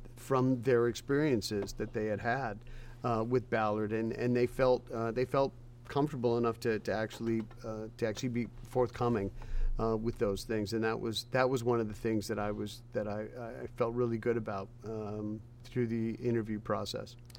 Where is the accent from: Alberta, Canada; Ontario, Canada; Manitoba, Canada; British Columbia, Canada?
British Columbia, Canada; Vancouver; now in Nashville, United States; I was born and raised in Vancouver